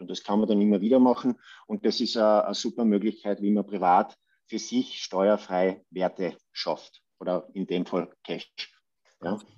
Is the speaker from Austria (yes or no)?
yes; Judenburg, Styria, Austria; ich bin dort äh, quasi im Raum Obdach, Judenburg, wenn das ein Begriff ist, aufgewachsen